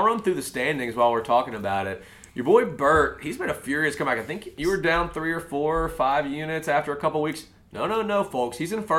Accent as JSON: {"language": "English", "region": "South Alabama", "country": "United States", "tie": "born or raised there", "said": "my hometown South Alabama Jags"}